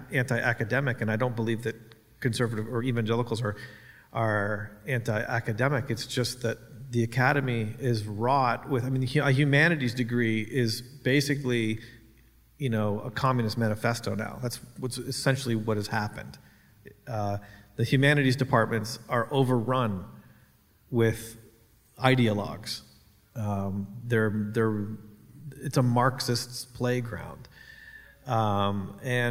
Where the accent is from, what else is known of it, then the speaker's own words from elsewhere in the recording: Canada; I'm a Canadian.